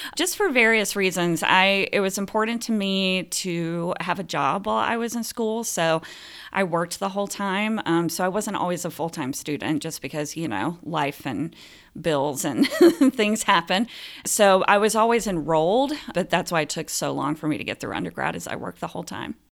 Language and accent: English; Phenix City, Alabama, United States; also born or lived in Columbus, Georgia; now in Omaha, United States; I was born in Columbus, Georgia, and raised in Phoenix City, Alabama